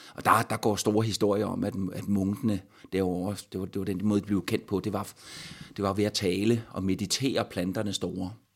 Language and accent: Danish; Stubbekøbing, Zealand, Denmark; min barndom i Stubekøbing